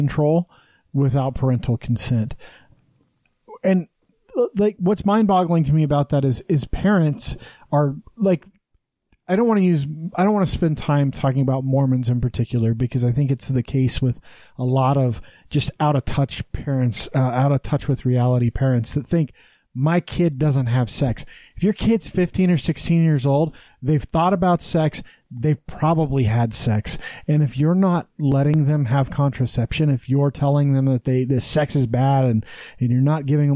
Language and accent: English; Wyoming, United States; moved away; I got great sex education where I grew up in Wyoming